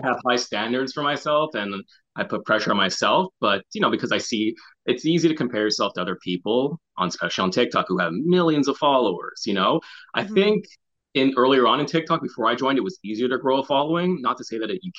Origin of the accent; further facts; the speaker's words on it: Montreal, Quebec, Canada; moved away as an adult; now in Toronto, Canada; born and raised in Montreal, but I've lived in Toronto for the last 7 years